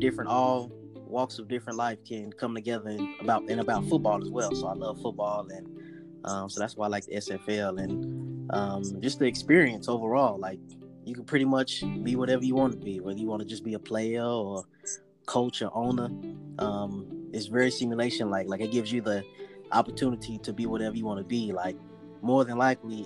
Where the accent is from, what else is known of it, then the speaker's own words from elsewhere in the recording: Dallas, Texas, United States; now in Tulsa, United States; I grew up in Dallas, Texas